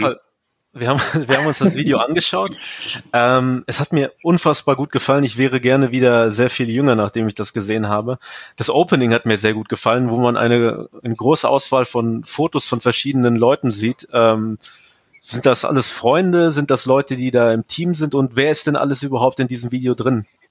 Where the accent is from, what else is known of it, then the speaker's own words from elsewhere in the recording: Ostwestfalen-Lippe, North Rhine-Westphalia, Germany; Aber Ostwestfalen-Lippe ist ja meine Heimat